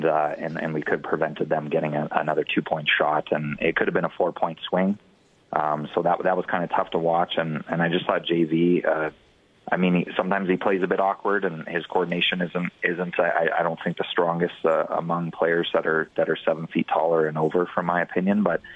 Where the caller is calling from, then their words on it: Calgary, Alberta, Canada; I'm actually calling from Calgary.